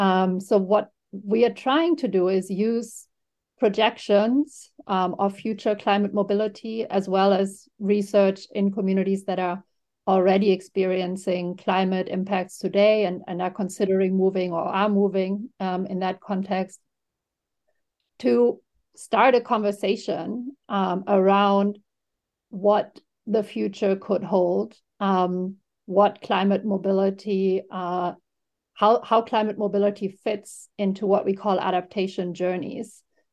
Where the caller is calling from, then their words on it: New York, United States; I'm calling in from New York